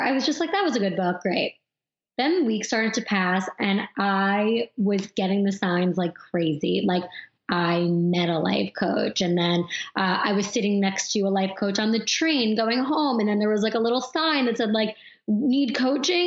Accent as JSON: {"language": "English", "area": "Long Island", "region": "New York", "country": "United States", "tie": "born or raised there", "said": "I grew up on Long Island"}